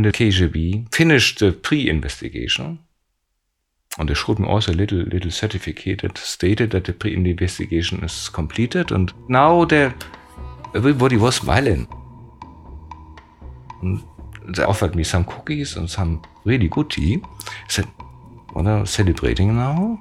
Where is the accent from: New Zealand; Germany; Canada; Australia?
Germany; I'm from West Germany, I'm not from East Germany.